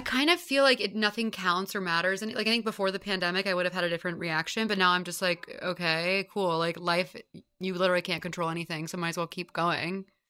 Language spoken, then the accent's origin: English; Houston, Texas, United States; moved away as an adult; now in New York, United States; I grew up in Houston, and then, yeah, I've lived here since college